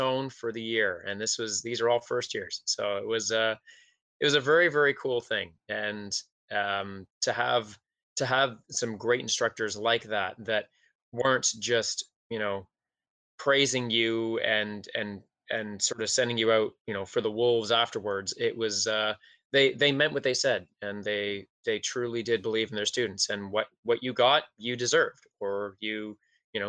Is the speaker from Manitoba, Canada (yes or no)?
no; Toronto, Ontario, Canada; I grew up in Scarborough. Mm-hmm. In Ontario.